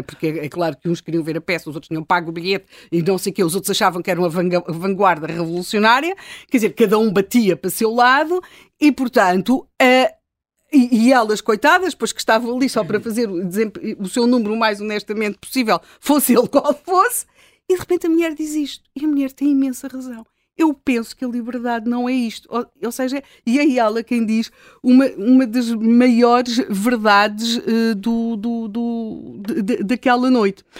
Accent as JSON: {"language": "Portuguese", "region": "Lisbon", "country": "Portugal", "said": "nós, e aqui no caso, enquanto Lisboetas"}